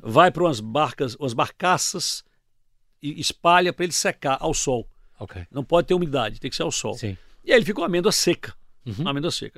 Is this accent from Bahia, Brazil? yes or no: yes; Salvador, Bahia, Brazil; moved away as an adult; eu vim de Salvador